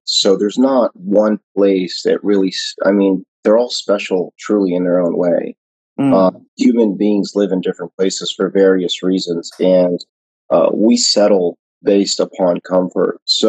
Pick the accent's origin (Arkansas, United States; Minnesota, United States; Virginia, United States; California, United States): California, United States; San Francisco; moved away as an adult; also born or lived in Jerusalem / Chicago / New York / Arizona; now in Turkey; I was born in Jerusalem. I was raised in the United States since the age of two. I grew up primarily in the Bay Area, also known as the Silicon Valley area, but I've also lived in Chicago, New York, and also the Southwest in Arizona and Nevada.